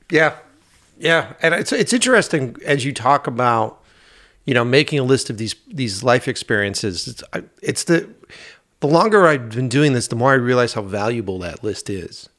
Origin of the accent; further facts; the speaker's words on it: Boston, Massachusetts, United States; it was my hometown